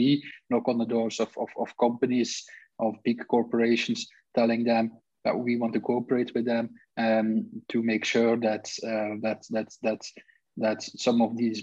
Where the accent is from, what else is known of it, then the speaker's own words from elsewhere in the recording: Belgium; also born or lived in Brussels; I'm Belgian.